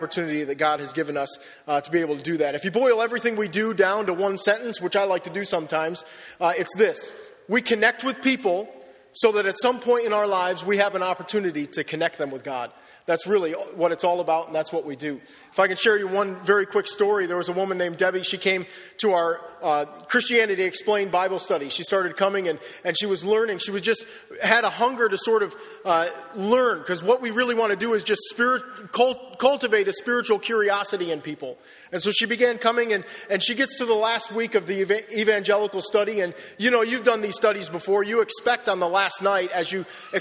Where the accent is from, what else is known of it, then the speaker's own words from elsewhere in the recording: Wellsville, United States; moved away as an adult; also born or lived in Perth, Western Australia; now in Australia; I grew up in Wellsville